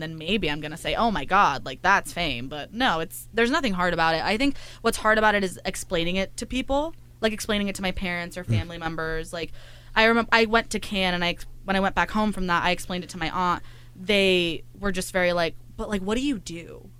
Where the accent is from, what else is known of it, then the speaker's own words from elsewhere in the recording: Salinas, California, United States; moved away as an adult; now in Los Angeles, United States; I am from Salinas, California, yes. 4 hours away from here